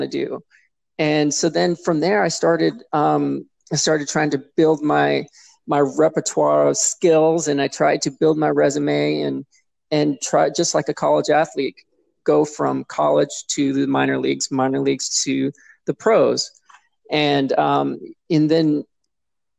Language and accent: English; Seattle, Washington, United States; I grew up in Seattle or near Seattle